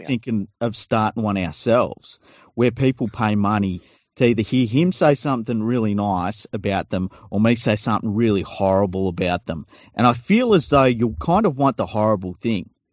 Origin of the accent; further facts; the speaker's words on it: Sydney, New South Wales, Australia; we we grew up in Tregear